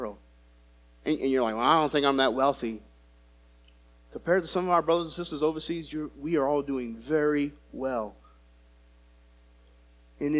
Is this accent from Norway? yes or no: no; United States; as an American